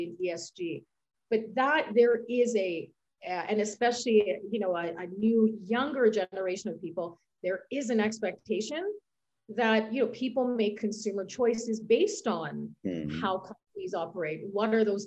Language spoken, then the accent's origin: English; Canada; moved away as an adult; now in Switzerland; where I'm from Canada